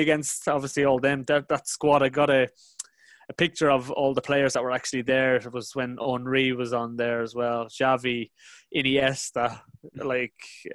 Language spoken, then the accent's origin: English; Ireland; moved away; an Irish guy growing up in Republic